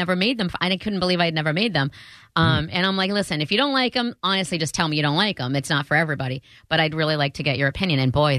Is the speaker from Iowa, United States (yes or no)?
yes; Iowa, United States; I'm from Iowa, where it's the land of corn